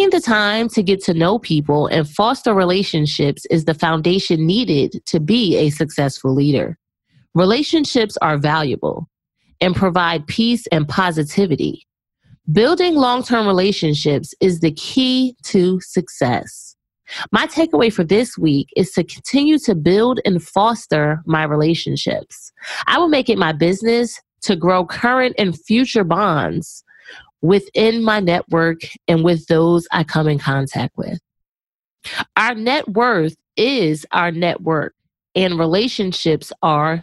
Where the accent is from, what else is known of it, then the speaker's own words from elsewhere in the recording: Essex County, New Jersey, United States; we are both from Essex County, New Jersey